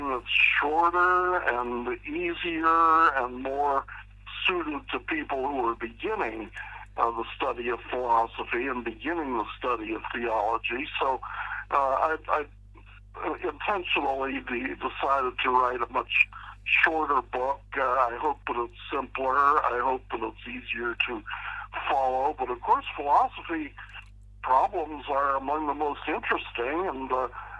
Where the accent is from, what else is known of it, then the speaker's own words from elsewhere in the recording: Pittsburgh, Pennsylvania, United States; moved away as an adult; also born or lived in Philadelphia / California / Orlando, Florida; I was raised in Pittsburgh, Pennsylvania.